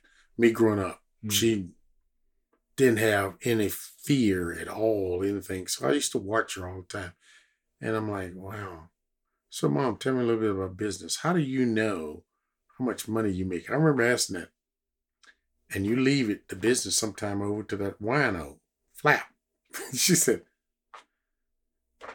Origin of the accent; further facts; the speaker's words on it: Lawton, Oklahoma, United States; I was from Lawton, Oklahoma